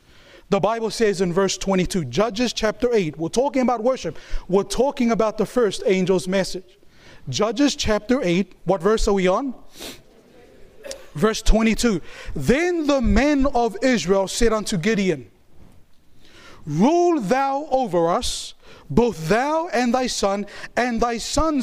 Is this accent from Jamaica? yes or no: no; New Zealand; I was born and raised in New Zealand